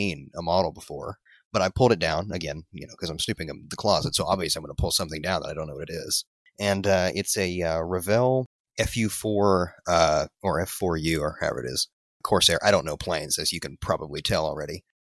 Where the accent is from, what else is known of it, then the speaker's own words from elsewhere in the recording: Tennessee, United States; I hail from Tennessee